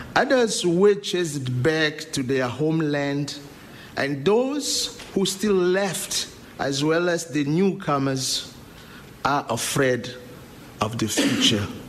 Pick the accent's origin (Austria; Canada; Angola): Angola; English is a second language; moved away as an adult; now in Lewiston, United States; from the Republic of Angola